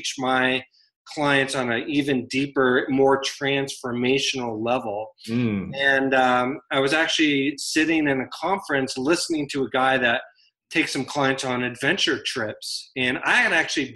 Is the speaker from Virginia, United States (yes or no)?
yes; Virginia, United States; now in Denver, United States; So I live in Denver, Colorado, but I grew up in Virginia, still have family back in the East Coast.